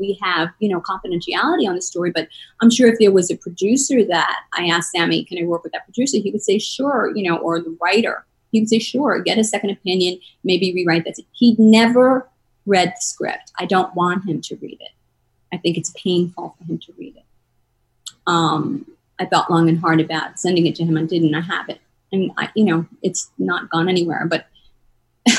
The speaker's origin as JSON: {"language": "English", "region": "New York", "country": "United States", "also_born_or_lived": "East Coast", "moved": "as an adult", "lives_now": "Los Angeles, United States", "said": "I'm a New Yorker and worked with A-list people my whole life"}